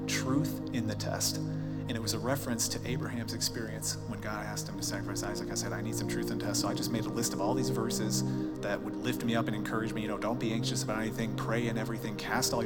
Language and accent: English; Chicago, Illinois, United States; moved away as an adult; now in Colorado, United States; I grew up in Chicago.